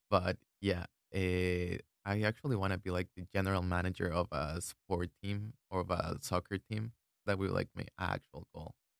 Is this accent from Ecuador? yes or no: yes; Ecuador; English is a second language; moved away as an adult; I was born and raised in Ecuador, that means that I'm an international student